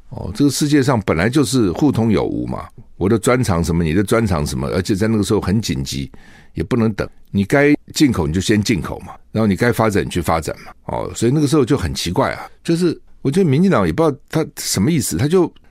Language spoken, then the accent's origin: Chinese; Taiwan; 我们台湾人哈染疫的不多